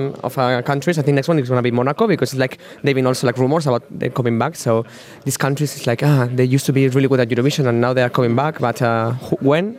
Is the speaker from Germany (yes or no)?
no; Spain; now in London, United Kingdom; I'm from Spain. I live in London